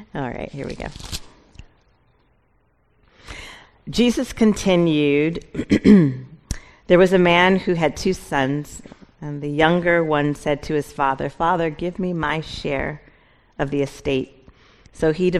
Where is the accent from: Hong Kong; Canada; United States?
United States; Seattle, Washington; moved away as an adult; I'm originally from Seattle. My family and I, we moved here in August